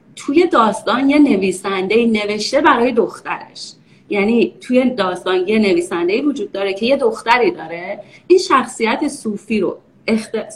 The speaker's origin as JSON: {"language": "Persian", "country": "Iran", "tie": "born or raised there", "also_born_or_lived": "Texas, United States / Maryland, United States", "moved": "as an adult", "lives_now": "United States", "said": "ما یه باقی هم داشتیم نزدیک تهران"}